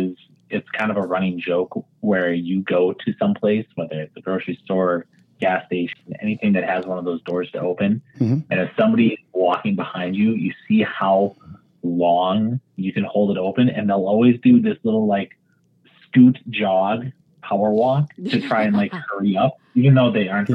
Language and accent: English; Wisconsin, United States; I'm from Wisconsin.